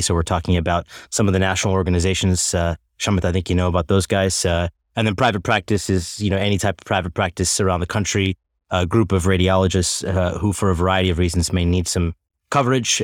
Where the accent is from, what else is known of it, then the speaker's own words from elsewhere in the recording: Tulsa, Oklahoma, United States; moved away as an adult; also born or lived in Chicago / New York City; I'm from Tulsa, Oklahoma, originally born and raised